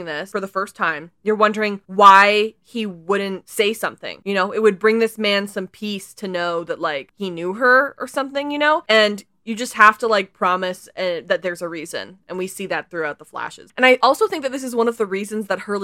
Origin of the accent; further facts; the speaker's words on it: BC, British Columbia, Canada; as a Canadian